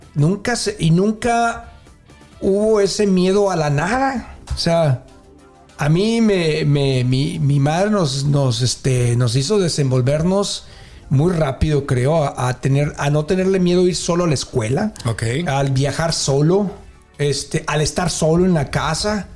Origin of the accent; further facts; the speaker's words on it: Mexico; moved away; nosotros como latinos mexicanos